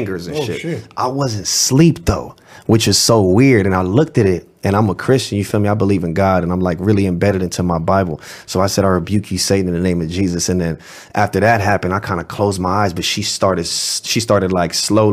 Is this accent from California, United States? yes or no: yes; Los Angeles, California, United States; I'm from the Marvin Avenue district in West Los Angeles